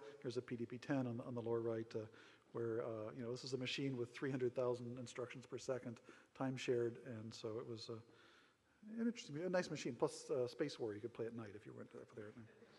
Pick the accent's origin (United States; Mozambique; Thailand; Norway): United States; Schenectady, New York; moved away as an adult; also born or lived in California; being an East Coast boy. I grew up in Schenectady, New York, and coming out to California